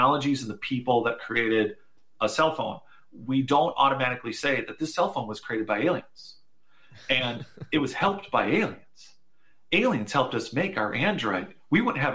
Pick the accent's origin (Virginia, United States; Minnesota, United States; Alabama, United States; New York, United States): Minnesota, United States; I'm from Minnesota, and we have the Mayo Clinics.